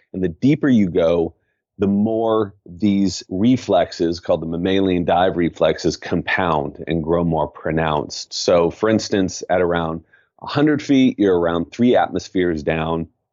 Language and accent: English; Southern California, United States; now in San Francisco, United States; I grew up in Southern California and spent most of my youth in the water